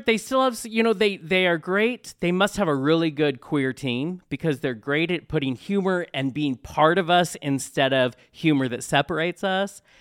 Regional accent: Tacoma, Washington, United States; now in Spokane, United States; I was born in Tacoma, but I'm in Spokane.

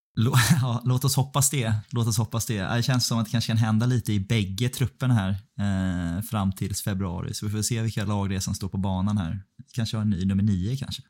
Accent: Stockholm, Stockholm County, Sweden; moved away; här hemma i Stockholm

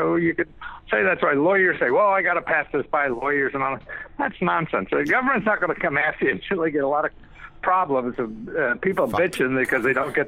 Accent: Wilkes-Barre, Pennsylvania, United States; Oh, Pennsylvania, really? Where about? I grew up in Wilkes-Barre.

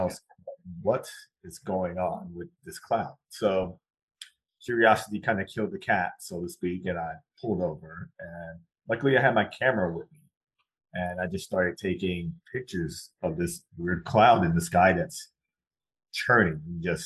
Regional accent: South Carolina, United States; I grew up in South Carolina.

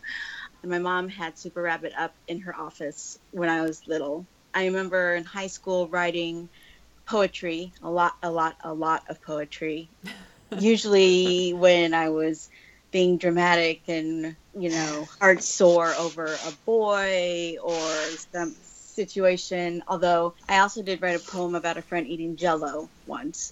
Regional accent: Denver, Colorado, United States; also born or lived in Chicago area; now in California, United States; I grew up in Denver. I didn't grow up in New York City

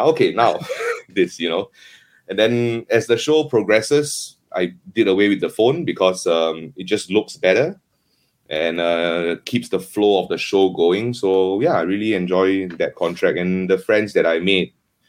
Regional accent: Singapore; Singapore kara kimashita. I come from Singapore.

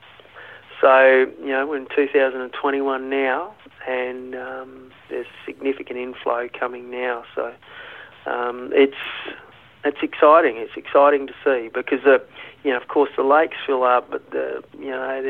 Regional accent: Broken Hill, New South Wales, Australia; I was born in Broken Hill, but come off the sheep and cattle station up there

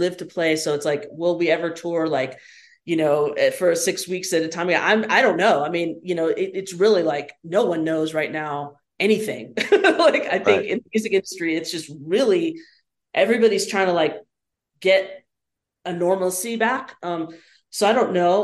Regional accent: Nashville, Tennessee, United States; also born or lived in Rochester, New York / Los Angeles, California / Chicago; growing up in Nashville, of course, I knew Victor Wooten.

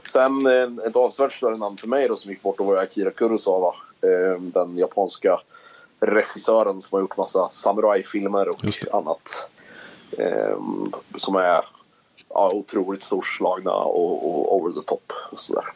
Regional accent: Karlskoga, Örebro County, Sweden; also born or lived in Sundsvall / Eskilstuna; jag flyttade tillbaka till min eh, hemstad, får jag väl kalla det då, där jag växte upp

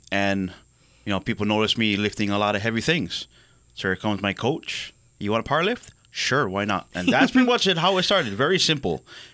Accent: Kaneohe, Hawaii, United States; Growing up in Kaneohe, if you all know, it's always raining.

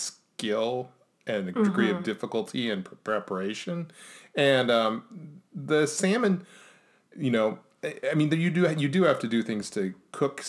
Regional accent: Ohio, United States

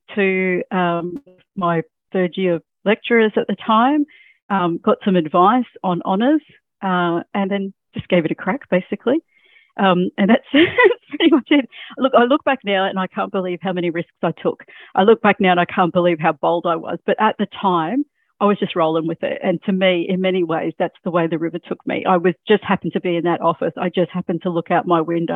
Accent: Mackay, Queensland, Australia; also born or lived in Rockhampton; now in Sunshine Coast, Australia; I actually was born and bred in Mackay

